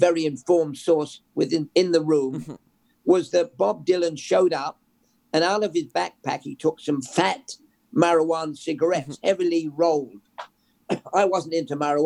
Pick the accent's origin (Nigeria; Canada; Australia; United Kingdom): United Kingdom; England; moved away; We listened to a pirate radio growing up in England